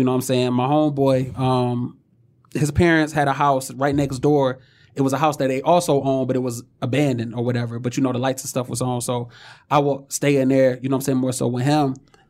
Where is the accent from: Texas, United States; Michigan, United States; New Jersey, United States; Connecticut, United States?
Michigan, United States; Oak Park; I actually grew up in Oak Park. I started out on Puritan in Wyoming.